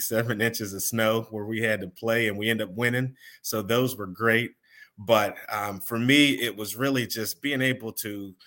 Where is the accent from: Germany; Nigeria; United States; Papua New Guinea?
United States; Pittsburgh, Pennsylvania; I am born and raised in Pittsburgh, Pennsylvania